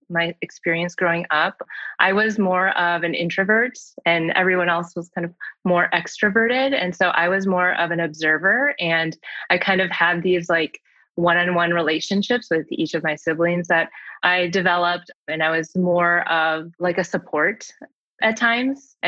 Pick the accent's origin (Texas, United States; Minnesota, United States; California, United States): Minnesota, United States; Saint Paul; also born or lived in Seoul, South Korea; I was born in Seoul, South Korea, and I was adopted when I was 9 months old. And I live in St. Paul, Minnesota, and that is where I grew up.